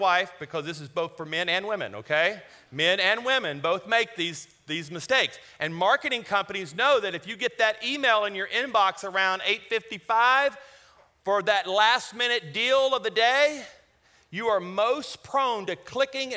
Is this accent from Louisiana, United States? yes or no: yes; Louisiana, United States; now in Colorado, United States; I'm from Louisiana.